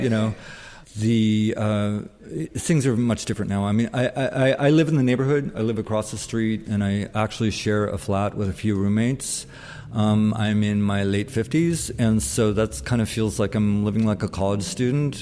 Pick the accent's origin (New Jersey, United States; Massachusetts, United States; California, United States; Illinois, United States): California, United States; Bay Area; also born or lived in San Francisco; I'm from the Bay Area, uh, and, uh, yet I didn't move here until I was twenty-one